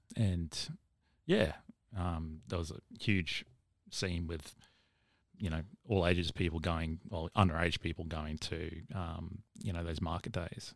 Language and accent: English; Caboolture, Queensland, Australia; I grew up in Caboolture